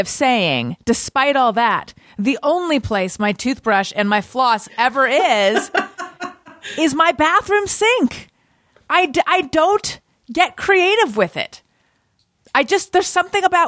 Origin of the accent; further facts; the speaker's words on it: Orange County, California, United States; I'm from Orange County